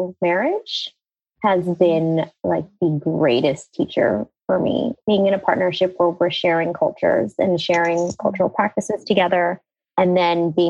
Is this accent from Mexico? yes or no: no; United States; it was like a typical immigrant story into America, right? Like I was growing up being American, but also heavily being Indian